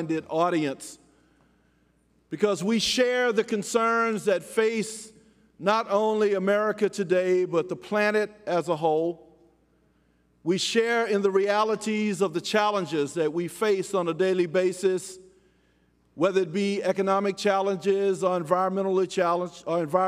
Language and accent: English; Louisiana, United States; my home state of Louisiana